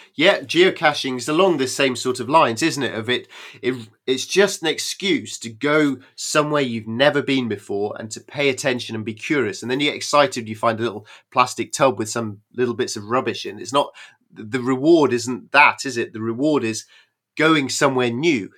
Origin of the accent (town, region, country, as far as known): United Kingdom